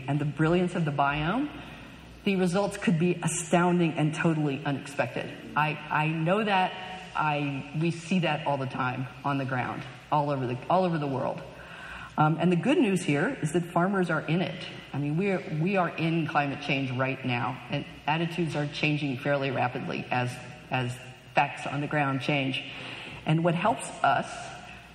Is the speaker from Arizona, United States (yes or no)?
no; California, United States; I stand here as a Californian.